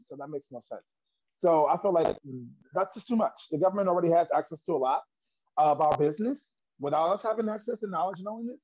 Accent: New York, United States; I'm from Harlem, New York.

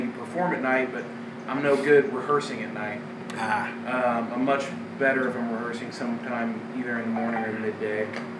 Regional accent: Kansas City, Missouri, United States; You know, I grew up in Kansas City.

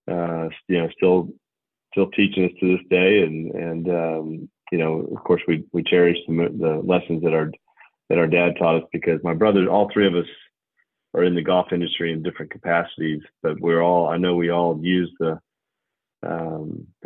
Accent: San Antonio, Texas, United States; born there; Her family and I was born in San Antonio.

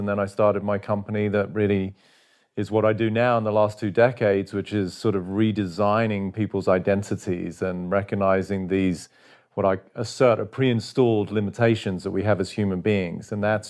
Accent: England, United Kingdom; now in United States; I mean, as a kid, I was growing up in England, obviously, footy, you know, yeah, soccer as they call it over here, was my passion.

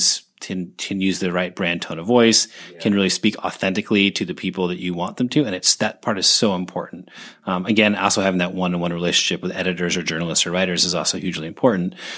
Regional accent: Seattle, Washington, United States; moved away; also born or lived in Oregon; I grew up in Seattle uh, in the '90s

